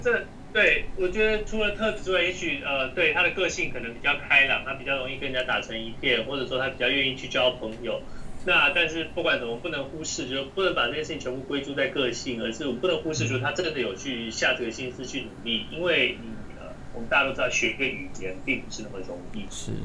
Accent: Taiwan; 我们讲台语

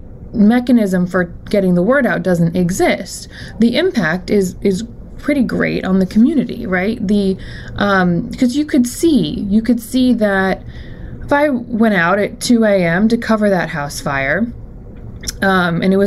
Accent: Florida, United States; moved away as an adult; also born or lived in Pennsylvania; maybe I can move back to Florida. I'm from Florida

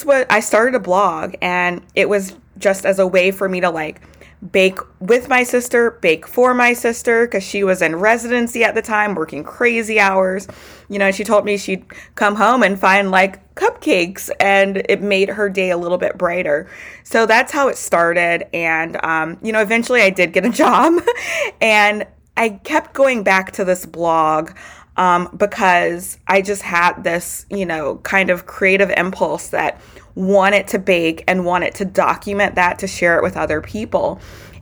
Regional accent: Baton Rouge, Louisiana, United States; I was born and raised in Baton Rouge, Louisiana

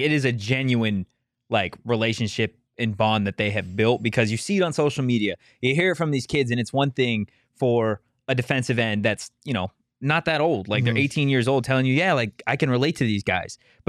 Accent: Arizona, United States; Well, because I grew up here.

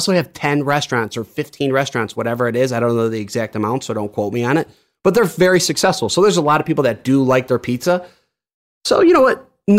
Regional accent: Chicago, Illinois, United States; I'm from Chicago

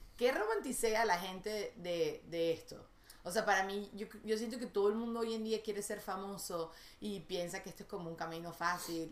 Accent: Caracas, Capital District, Venezuela; moved away; yo crecí en Venezuela

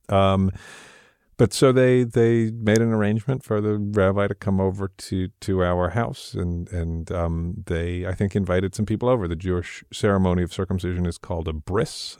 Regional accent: London, United Kingdom; I was born in London, England

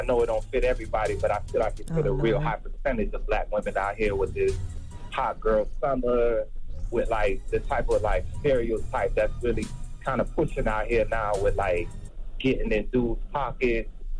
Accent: Florida, United States; Like right now I'm in Houston. I've been to Dallas. I've been to San Antonio. I'm from Florida. I've been to New York.

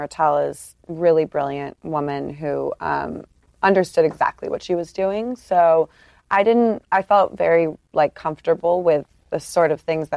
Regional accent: United States; also born or lived in London, United Kingdom; I'm American. My parents are both American, but my mom was teaching in London. She's an English professor, so. I don't have an English accent, but I was born there.

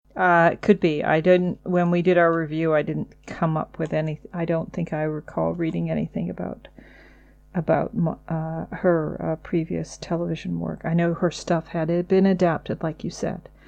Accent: United Kingdom; we are British

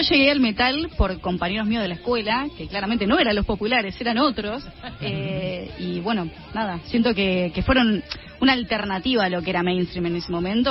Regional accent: Argentina; ante todos somos argentinos

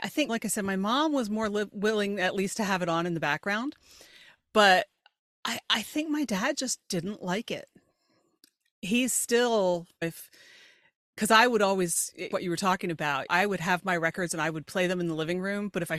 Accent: York, Pennsylvania, United States; I grew up in York, Pennsylvania, which is south central Pennsylvania, about an hour north of Baltimore, 2 hours west of Philly.

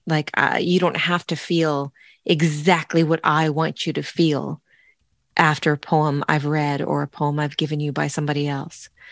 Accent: Sonoma, California, United States; moved away; growing up in the Sonoma Valley

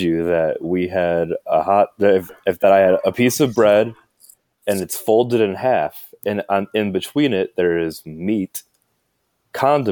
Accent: Midwest, United States; I'm from the Midwest

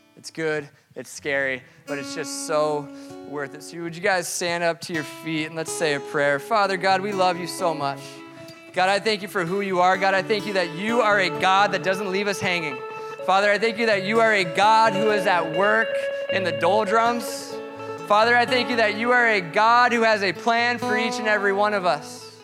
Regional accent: Colorado, United States; moved away; he's from Colorado. And I, I am too

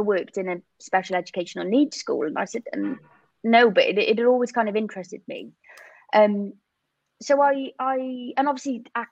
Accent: Cardiff, Wales, United Kingdom; moved away as an adult; now in London, United Kingdom; I'm from Cardiff in Wales

